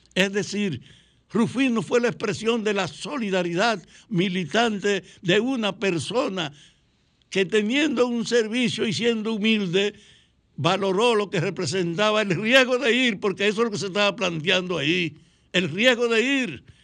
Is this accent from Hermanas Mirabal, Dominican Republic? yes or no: yes; Salcedo, Hermanas Mirabal, Dominican Republic; en mi pueblo, en Salcedo